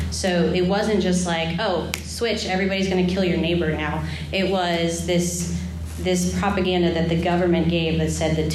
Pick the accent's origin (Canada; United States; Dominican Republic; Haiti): Haiti; but I grew up in Haiti and it's a third world country and there's trash everywhere.